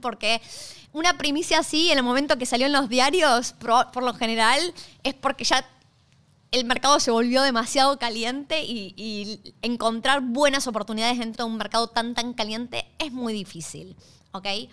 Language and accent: Spanish; Argentina; moved away as an adult; now in Australia; yo soy originalmente de Argentina. Hace seis años, hoy se cumplen seis años desde que llegué a Australia